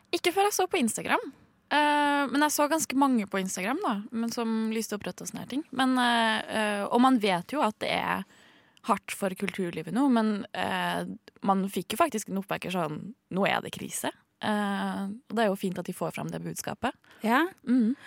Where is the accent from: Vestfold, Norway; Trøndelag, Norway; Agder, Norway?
Trøndelag, Norway; Trondheim; jeg kommer fra eh, Trondheim sentrum